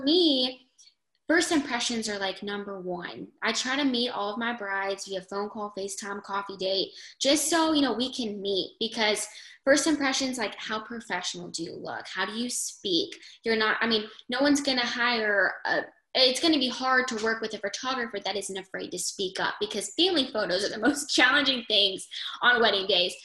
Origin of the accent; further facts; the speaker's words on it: United States; I'm from New York